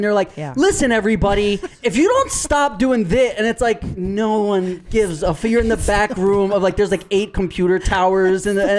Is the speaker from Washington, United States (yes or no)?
no; New York City, New York, United States; growing up in New York